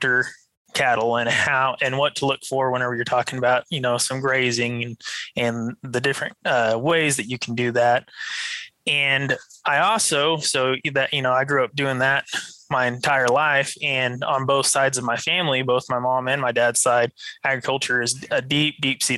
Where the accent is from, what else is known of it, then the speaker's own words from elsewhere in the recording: Canyon, Texas, United States; I grew up in Canyon, as you said. You know, I went to the high school there